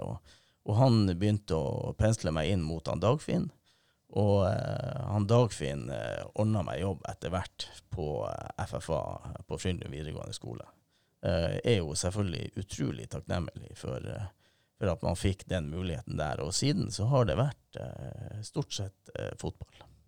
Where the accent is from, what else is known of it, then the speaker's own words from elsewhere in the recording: Narvik, Nordland, Norway; vokste jeg opp i Vassvik